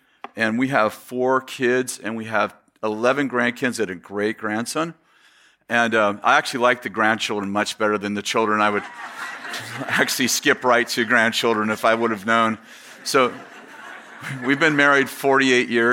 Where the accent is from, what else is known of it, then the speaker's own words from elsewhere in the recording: San Jose, California, United States; moved away as an adult; also born or lived in Weaverville, California; I grew up in the Bay Area in San Jose, Sunnyvale area